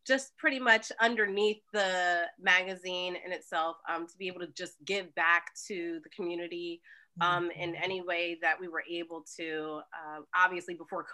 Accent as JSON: {"language": "English", "town": "Trenton", "region": "New Jersey", "country": "United States", "said": "I'm from Trenton, New Jersey"}